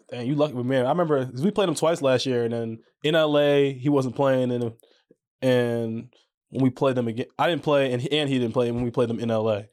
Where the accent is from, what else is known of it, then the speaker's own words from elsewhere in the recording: New York, United States; moved away as an adult; now in Orlando, United States; growing up there, man, it, it was dope